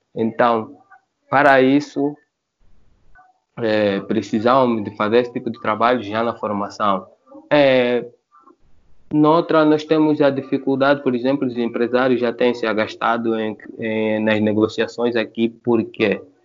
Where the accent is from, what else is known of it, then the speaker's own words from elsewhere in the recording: Angola; somos angolanos e africanos